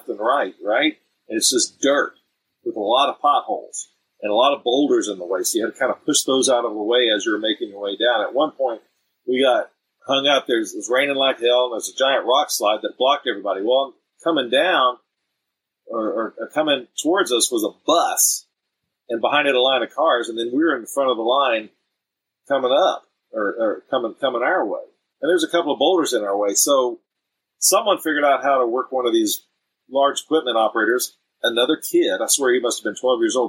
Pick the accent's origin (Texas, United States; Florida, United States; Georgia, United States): Texas, United States; We all speak some Spanish because we're all from Texas